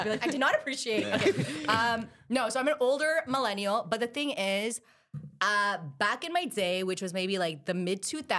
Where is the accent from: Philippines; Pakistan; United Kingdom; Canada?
Pakistan; because I'm Pakistani, so in my culture, they're just, like, it wasn't like a hardcore arranged marriage.